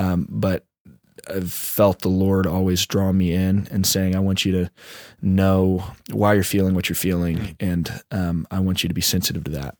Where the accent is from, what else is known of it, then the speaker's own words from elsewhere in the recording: Orlando, Florida, United States; I grew up in South Orlando, and I'm now living in North Orlando